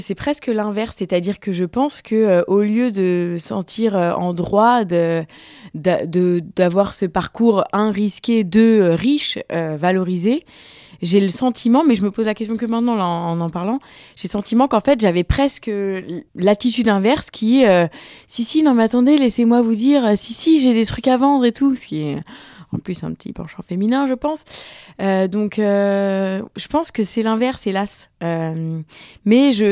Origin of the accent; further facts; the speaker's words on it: France; also born or lived in Tanzania; Je suis française, je, me sens française